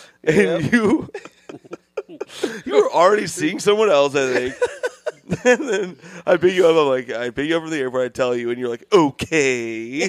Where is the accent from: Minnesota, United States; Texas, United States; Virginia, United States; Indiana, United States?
Indiana, United States; Bloomington; my hometown is my favorite small town, Bloomington, Indiana.